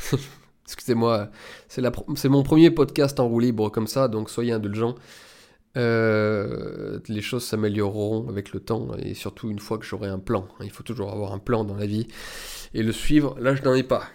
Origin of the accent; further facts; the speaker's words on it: France; en tant qu'Européen, en tant que, en tant que Français